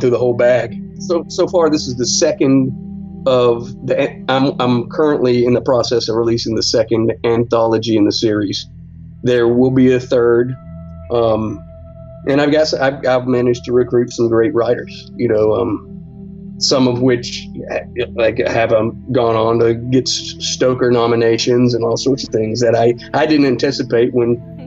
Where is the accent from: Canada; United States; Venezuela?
United States; Central Alabama; I'm from Central Alabama